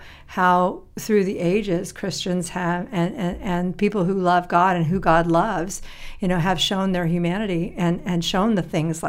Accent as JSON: {"language": "English", "region": "Tennessee", "country": "United States", "tie": "born or raised there", "said": "I have country music post-traumatic stress syndrome. I told you, growing up in Tennessee, that's right."}